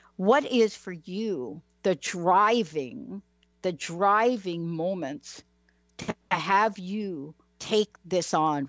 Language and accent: English; East Coast, United States; And I am from the East Coast, and I do go back to the state of New Jersey.